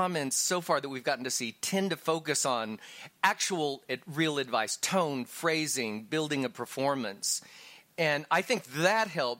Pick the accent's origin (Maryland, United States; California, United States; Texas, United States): Texas, United States; I'm a boy from Texas. I grew up in the 80s with drag queens